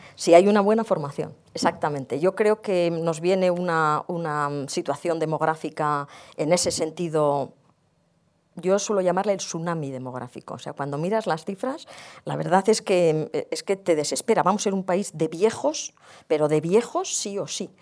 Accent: Basque Country, Spain; yo provengo del País Vasco

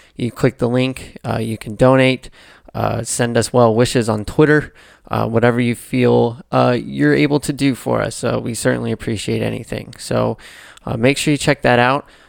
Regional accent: Atlanta, Georgia, United States; growing up in Atlanta

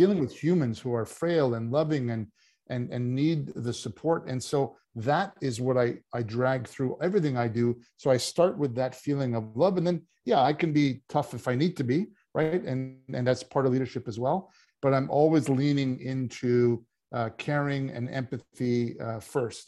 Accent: Canada; coming from Canada, I did play hockey

